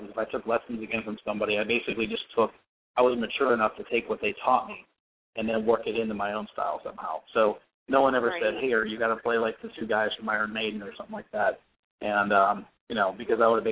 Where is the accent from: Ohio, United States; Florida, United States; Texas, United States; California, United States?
Florida, United States; now in Pittsburgh, United States; I grew up in Florida